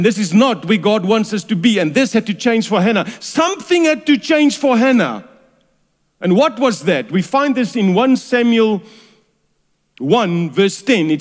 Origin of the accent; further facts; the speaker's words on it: Durban, KwaZulu-Natal, South Africa; I was raised in Durban